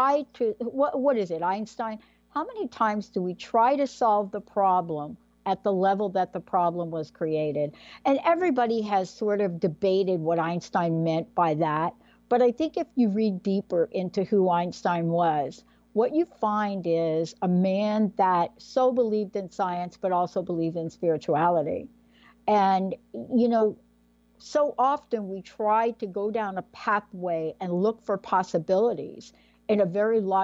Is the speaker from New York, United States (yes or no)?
yes; New York City, New York, United States; I'm a girl from the Bronx. As a matter of fact, I'm from District 14 in the Bronx. I went to PS 14.